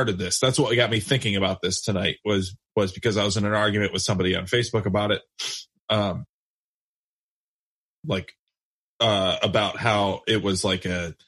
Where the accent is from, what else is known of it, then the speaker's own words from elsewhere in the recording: United States; I love that I'm an American